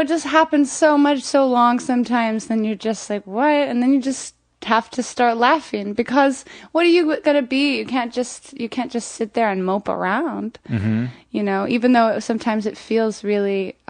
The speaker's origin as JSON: {"language": "English", "region": "Florida", "country": "United States", "tie": "born or raised there", "also_born_or_lived": "Montana", "said": "I'm from Florida."}